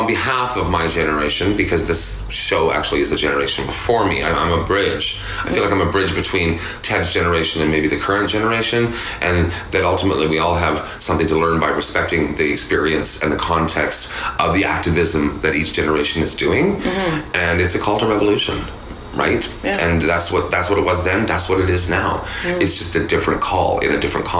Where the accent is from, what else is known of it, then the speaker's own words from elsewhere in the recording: Alberta, Canada; being an Albertan queer